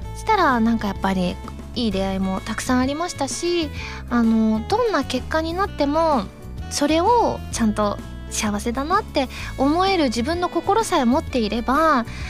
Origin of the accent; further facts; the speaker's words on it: Osaka, Japan; moved away; 地元大阪での…凱旋ライブとあって